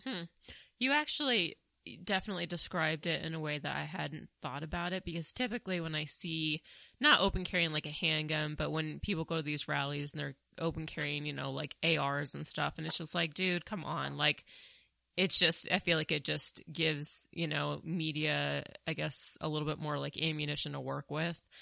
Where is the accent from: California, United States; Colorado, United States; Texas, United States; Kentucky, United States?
Colorado, United States; also born or lived in New York City; I am from Colorado. I, I did grow up here. I did spend eight years in New York City